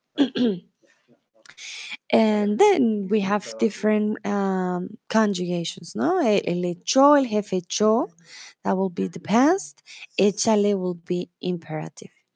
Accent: Bogotá, Colombia; also born or lived in Mexico; now in Germany; soy de Colombia, de Bogotá

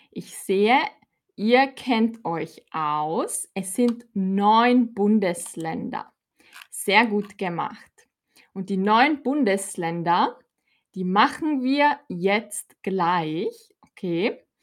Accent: Austria; also born or lived in Salzburg / Lower Austria; ich komme aus Österreich

